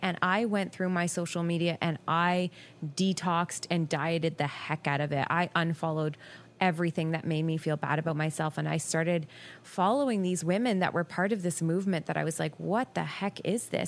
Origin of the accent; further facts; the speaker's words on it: Guelph, Ontario, Canada; also born or lived in Ottawa; I actually moved home to my hometown.